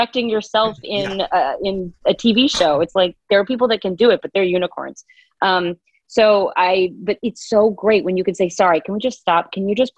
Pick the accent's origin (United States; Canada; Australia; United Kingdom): United States; the South; I was raised in the South